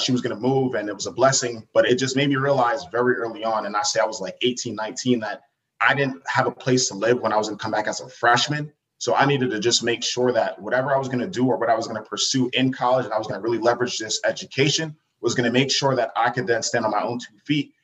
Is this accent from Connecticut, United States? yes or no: no; Uniondale, New York, United States; originally born and raised on Long Island, New York. So I'm from Uniondale